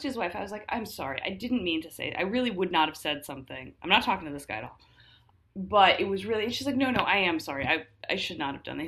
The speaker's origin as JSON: {"language": "English", "country": "United States", "tie": "born or raised there", "said": "I was raised female in the United States"}